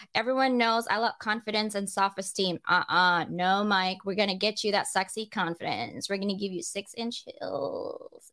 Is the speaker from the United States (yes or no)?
no; Philippines; I'm Filipino